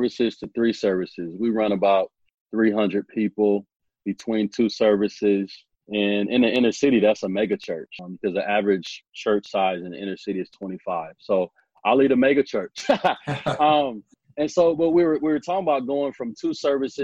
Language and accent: English; Omaha, Nebraska, United States; I'm from Omaha, Nebraska